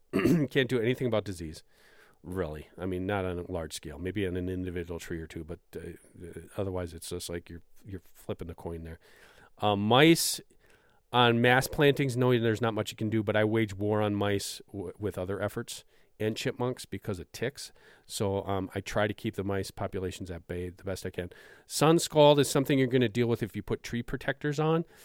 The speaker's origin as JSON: {"language": "English", "region": "Wisconsin", "country": "United States", "said": "my home state of Wisconsin"}